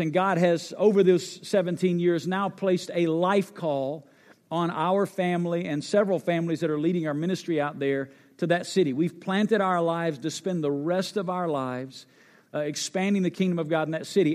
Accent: North Alabama, United States; moved away as an adult; also born or lived in Memphis, Tennessee; now in Las Vegas, United States; I grew up in North Alabama

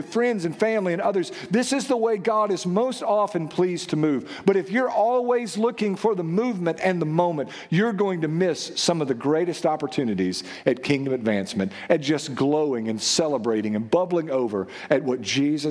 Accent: United States; we're American and we're Western

